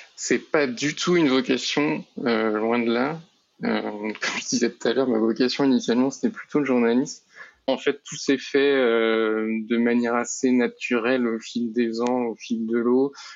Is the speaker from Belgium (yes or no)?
no; Nantes, Pays de la Loire, France; moved away as an adult; now in Rennes, France; je suis originaire de Nantes, euh, mais j'habite euh, actuellement à Rennes